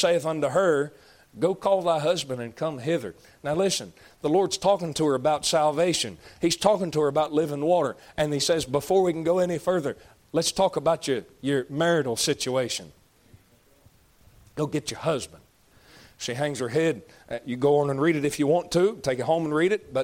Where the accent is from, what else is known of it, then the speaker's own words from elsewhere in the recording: United States; I'm an American